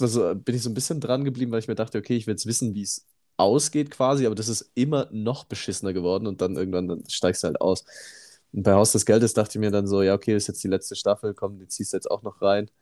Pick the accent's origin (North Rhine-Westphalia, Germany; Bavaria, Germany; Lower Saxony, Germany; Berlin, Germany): Bavaria, Germany; Immenstadt; moved away; ich habe da noch in meinem, ähm, äh, in meinem Geburtsort gewohnt in Immenstadt und in meiner Siedlung damals